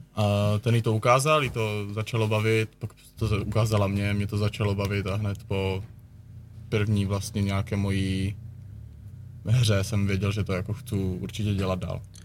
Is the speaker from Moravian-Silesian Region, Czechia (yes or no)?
yes; Nový Jičín, Moravian-Silesian Region, Czechia; oba dva jsme z Nového Jičína